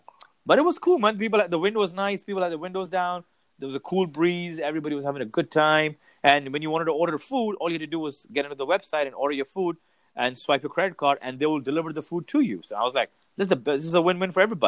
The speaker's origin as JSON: {"language": "English", "town": "Mumbai", "region": "Maharashtra", "country": "India", "said": "Hello. Hi … from Mumbai."}